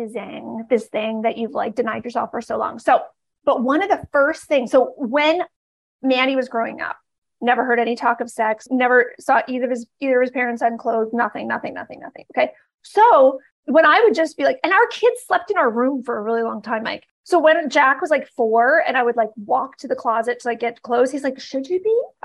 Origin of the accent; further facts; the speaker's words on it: Canada; I grew up in Canada